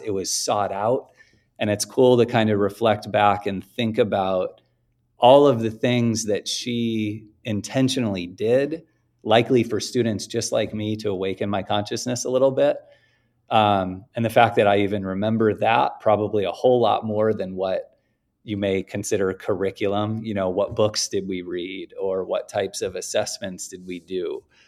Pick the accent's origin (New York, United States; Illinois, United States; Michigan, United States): Illinois, United States; Oak Park; also born or lived in Chicago, United States; the west edge of Chicago was about a block and a half from where I grew up in Oak Park